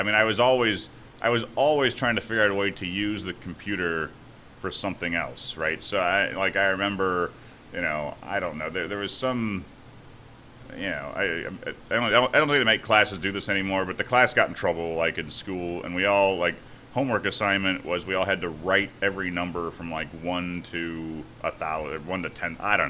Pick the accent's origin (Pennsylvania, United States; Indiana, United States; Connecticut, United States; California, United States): Indiana, United States; Griffith; Griffith, Indiana.